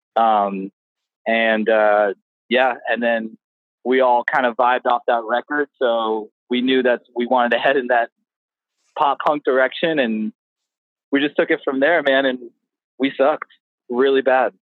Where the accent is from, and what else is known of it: Palm Coast, Florida, United States; born or raised there; also born or lived in New Jersey / Coral Springs, Florida; now in San Antonio, United States